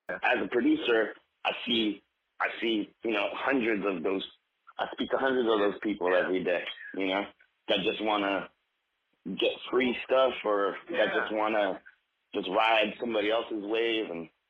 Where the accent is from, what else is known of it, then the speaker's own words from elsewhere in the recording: New York City, New York, United States; I'm a producer from New York City. Okay. I'm 34 years old.